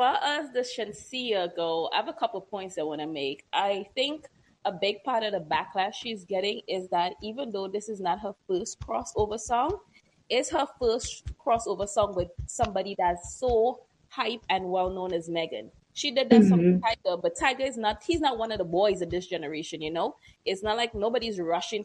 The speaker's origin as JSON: {"language": "English", "country": "Trinidad & Tobago", "said": "I am from Trinidad and Tobago"}